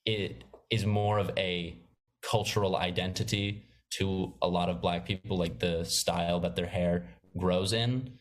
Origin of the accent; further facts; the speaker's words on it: Maine, United States; now in New York, United States; I'm from Maine, which is a very suburban, outdoorsy state.